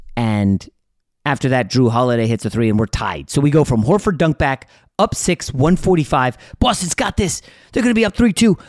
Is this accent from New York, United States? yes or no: yes; New York, United States; I was born in New York.